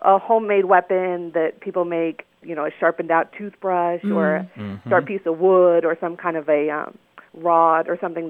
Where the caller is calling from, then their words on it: Berlin, New Hampshire, United States; I'm calling from Berlin, New Hampshire